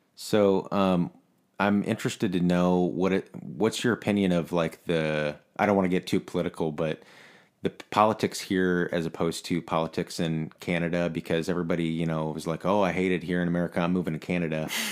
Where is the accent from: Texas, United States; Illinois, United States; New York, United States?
Illinois, United States; Peoria; I grew up in Peoria, Illinois